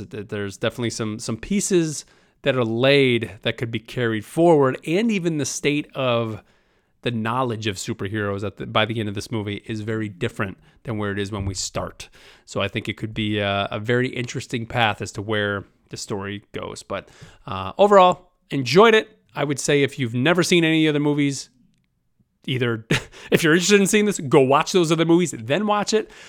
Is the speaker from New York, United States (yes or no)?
yes; New York, United States; I'm a guy from New York